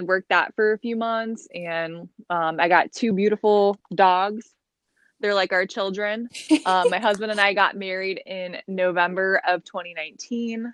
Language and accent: English; Lancaster, California, United States; moved away as an adult; also born or lived in Florida; I grew up in Lancaster, California, like super small desert town